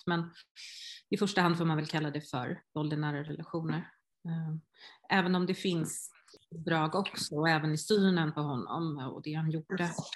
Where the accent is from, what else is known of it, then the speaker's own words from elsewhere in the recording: Hindås, Västra Götaland, Sweden; jag var från Hindås